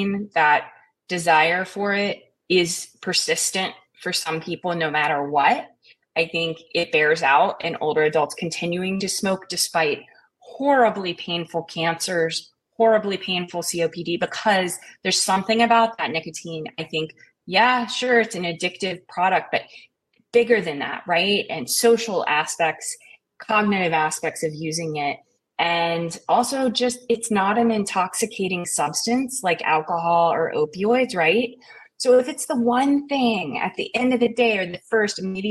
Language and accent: English; Eastern Kentucky, United States; I grew up in Eastern Kentucky. It was a dry county for most of my life